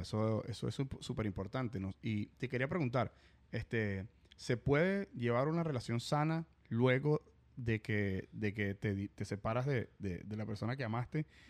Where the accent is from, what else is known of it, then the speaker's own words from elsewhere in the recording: Venezuela; moved away as an adult; also born or lived in Dublin / Mississippi; now in Miami, United States; nosotros los venezolanos